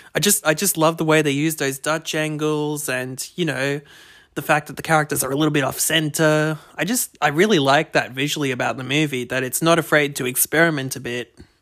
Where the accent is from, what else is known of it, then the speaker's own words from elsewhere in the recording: Australia; accent: thick Aussie; my thick Aussie accent